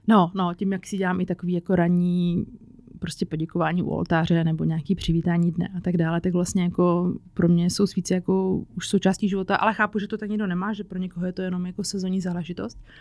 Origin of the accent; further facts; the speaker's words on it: Czechia; also born or lived in Prague / Říčany; u nás v Čechách